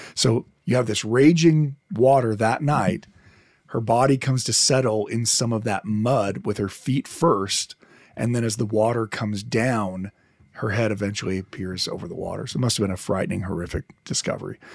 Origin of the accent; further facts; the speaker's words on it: Detroit, Michigan, United States; I I'm from Detroit